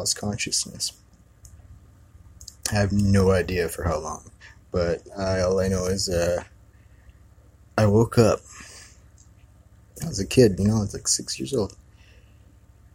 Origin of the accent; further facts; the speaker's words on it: Kihei, Hawaii, United States; I grew up in Kihei